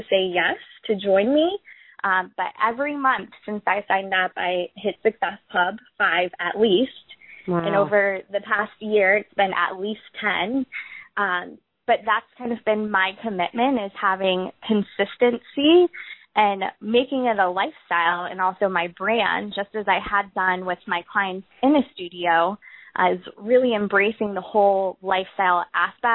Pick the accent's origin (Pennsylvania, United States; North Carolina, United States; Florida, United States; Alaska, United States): Florida, United States; also born or lived in Auburn, Alabama; I ended up relocating back to Florida, my home state